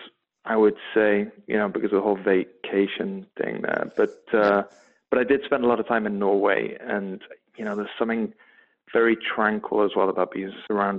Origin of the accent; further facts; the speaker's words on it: England, United Kingdom; The accent from my hometown is actually very close to a Scottish accent.